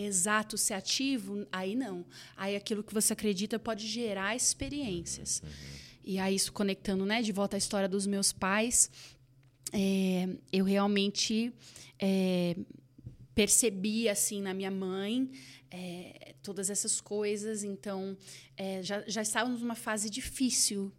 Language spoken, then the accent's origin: Portuguese; Campinas, São Paulo, Brazil; now in Dallas, United States; E nós estávamos ali em Campinas, onde, é, da onde eu sou